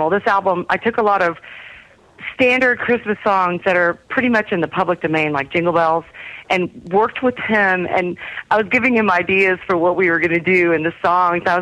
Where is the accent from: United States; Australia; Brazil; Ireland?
United States; Texas; I'm from Texas.